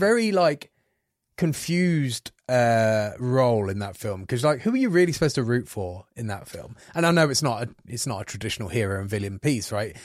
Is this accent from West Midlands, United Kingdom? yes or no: yes; Coventry, West Midlands, United Kingdom; I come from Coventry, you know, like a rough little city